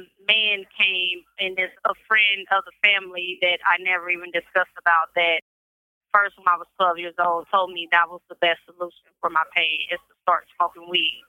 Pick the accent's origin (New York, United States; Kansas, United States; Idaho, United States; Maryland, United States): Kansas, United States; Kansas City; I'm from Kansas City, Kansas.